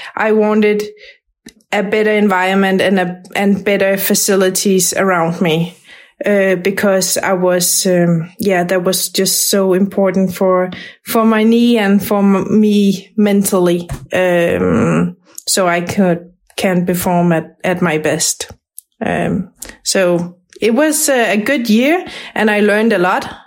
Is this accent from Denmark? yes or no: yes; Brøndby, Capital Region of Denmark, Denmark; moved away; I grew up in in Brøndby, and um, that that feels like home